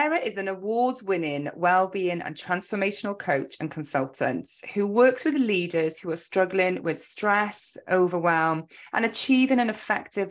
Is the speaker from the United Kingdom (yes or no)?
yes; Welsh, Wales, United Kingdom; also born or lived in Cardiff; we are both Welsh